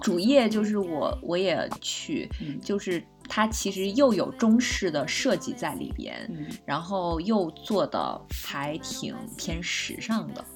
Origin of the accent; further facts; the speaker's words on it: China; 我们中国人很爱干净，就没有喷香水的习惯